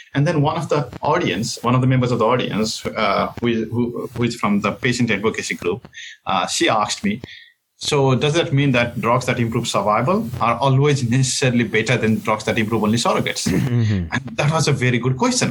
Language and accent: English; Nepal; moved away as an adult; also born or lived in Boston, United States; now in Kingston, Canada; I come from Nepal and in Nepal I guess the first journal article that I ever read was after I completed medical. school